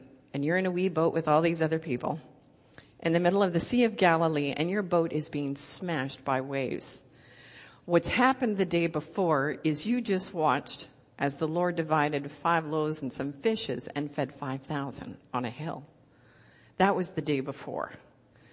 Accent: Canada; accent: Canadian; moved away as an adult; now in Ohio, United States; I'm Canadian. I've been in Ohio for 8 months.

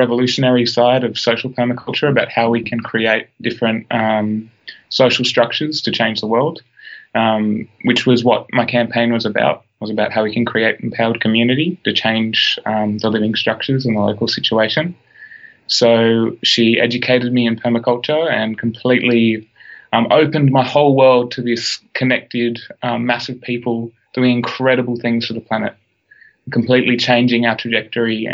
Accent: Blue Mountains, New South Wales, Australia; I was born in the Blue Mountains of Australia

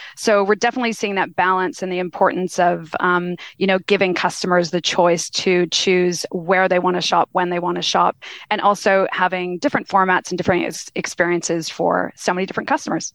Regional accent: Canada; now in Australia; I always like to introduce myself as a Kanazi. So I'm a Canadian Australian now

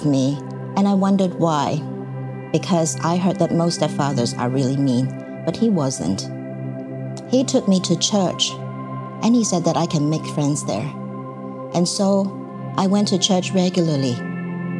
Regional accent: Taiwan; moved away; also born or lived in Hong Kong; I followed my mother to Taiwan for her second marriage when I was young

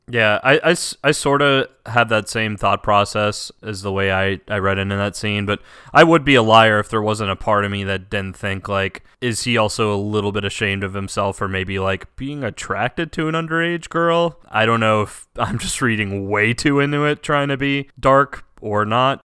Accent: United States; as an American who doesn't know the language

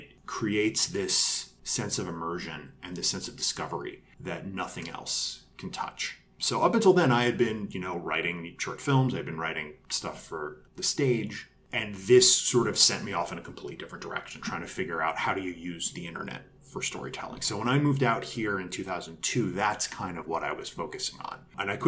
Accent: New York, United States; moved away as an adult; now in Los Angeles, United States; I came to LA in 2002 from New York. I'm from New York originally.

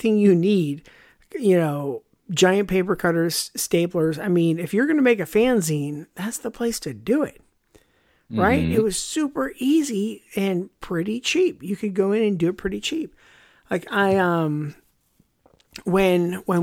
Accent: Canada

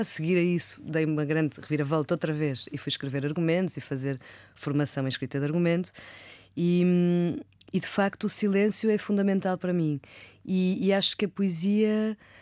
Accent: Porto, Norte, Portugal; moved away as an adult; also born or lived in London; now in Lisbon, Portugal; sou do Porto

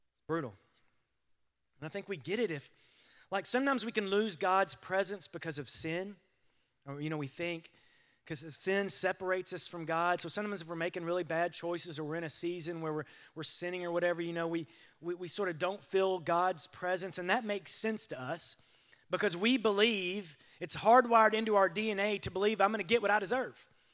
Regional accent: United States

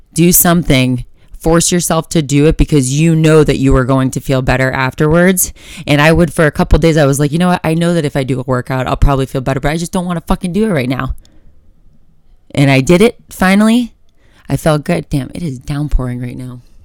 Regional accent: Florida, United States; now in Colorado, United States; I'm from Florida

